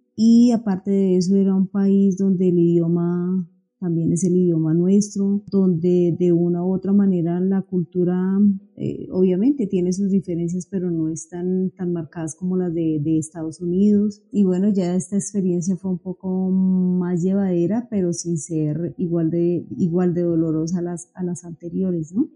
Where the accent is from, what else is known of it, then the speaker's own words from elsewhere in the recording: Bogotá, Colombia; yo soy una bogotana